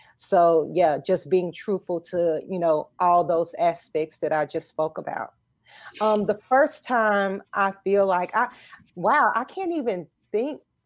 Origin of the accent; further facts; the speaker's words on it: Arkansas, United States; I'm from Arkansas